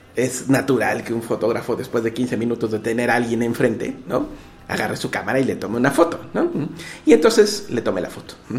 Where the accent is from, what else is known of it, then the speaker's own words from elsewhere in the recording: Mexico; mí como mexicano